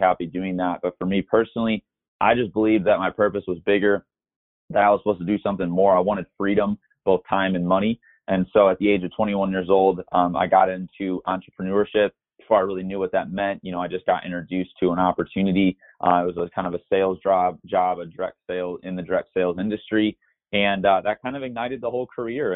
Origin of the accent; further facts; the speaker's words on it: Michigan, United States; moved away as an adult; now in Scottsdale, United States; I'm originally from the Midwest, grew up in Michigan